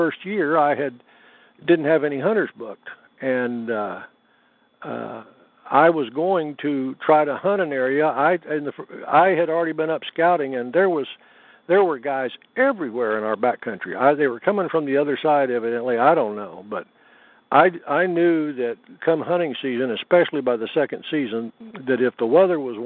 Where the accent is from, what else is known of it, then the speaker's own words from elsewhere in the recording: Oklahoma, United States; also born or lived in Gunnison, Colorado; And so I grew up in Oklahoma, but I also grew up in Gunnison, Colorado